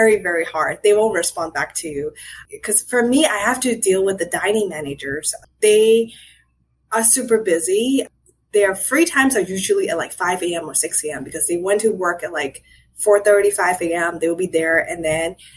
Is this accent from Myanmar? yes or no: yes; Myanmar; now in Philadelphia, United States; I'm from Burma